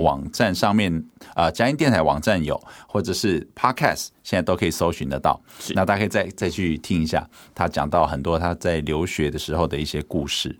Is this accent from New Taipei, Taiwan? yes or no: no; Hualien, Hualien County, Taiwan; 我爸是在台北工作嘛，我在花莲长大，所以他一年就回来个一次两次